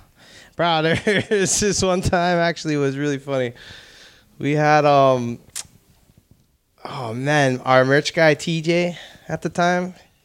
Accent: Seattle, Washington, United States; also born or lived in Maui; I grew up in Seattle.

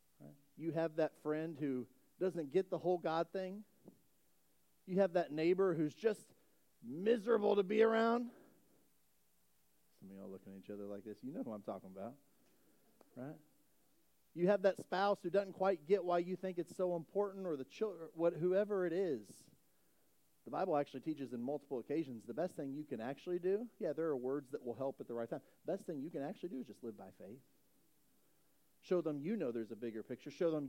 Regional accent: Indiana, United States; moved away; I'm from Indiana originally. We said roof. Does anybody say roof or is that just us Indiana folks

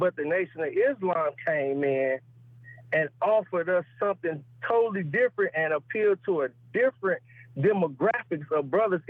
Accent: St. Louis, Missouri, United States; moved away; I'm born and raised in St. Louis, Missouri.

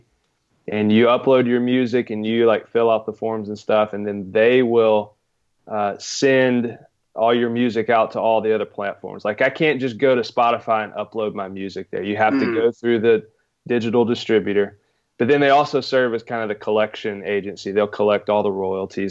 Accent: Muscle Shoals, Alabama, United States; moved away as an adult; now in Houston, United States; I'm from Alabama originally, Muscle Shoals, small town in the northwest corner of the state.

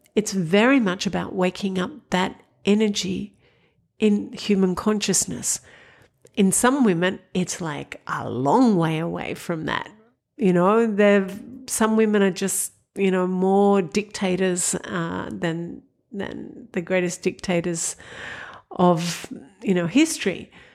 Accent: Sydney, New South Wales, Australia; I grew up in Sydney. I went to Our Lady of Mercy College in Parramatta

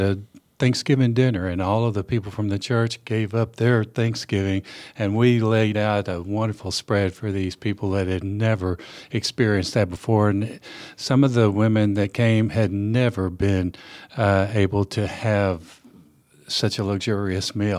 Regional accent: West Texas, United States; now in Nashville, United States; I grew up in, uh, West Texas in the Permian Basin area

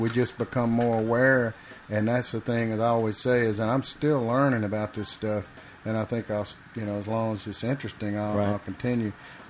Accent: Rome, Georgia, United States; I was born north a couple hours, outside of Rome in that area.

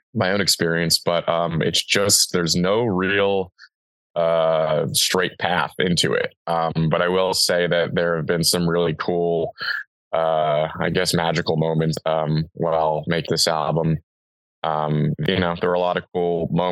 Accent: New York, United States; now in California, United States; I'm from New York

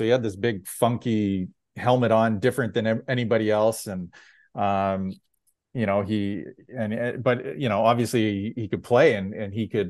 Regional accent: Red Deer, Alberta, Canada; now in Victoria, Canada; Growing up in Red Deer, I was definitely an Oilers fan

